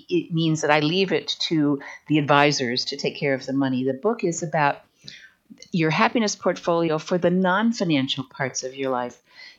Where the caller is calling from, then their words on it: Huntsville, Alabama, United States; also born or lived in Naples, Florida; From Huntsville, Alabama. Now, that's a long story, but I lived in Naples, Florida for 31 years